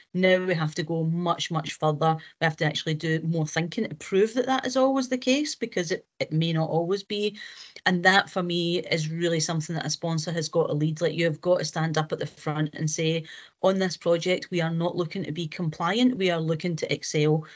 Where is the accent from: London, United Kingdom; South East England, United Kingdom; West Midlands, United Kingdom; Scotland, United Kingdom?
Scotland, United Kingdom